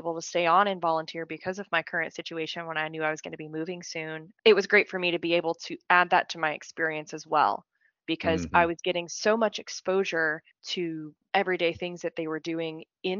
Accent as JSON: {"language": "English", "town": "Pensacola", "region": "Florida", "country": "United States", "said": "So I'm originally from Florida. Okay. I'm originally from the Pensacola area. If anyone is familiar with that, it's the panhandle of Florida."}